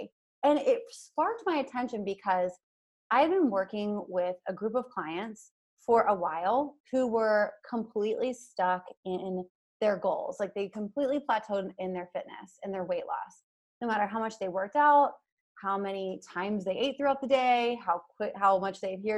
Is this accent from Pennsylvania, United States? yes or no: yes; Hershey, Pennsylvania, United States; I'm from Hershey, PA. Like, that's just in my DNA, right?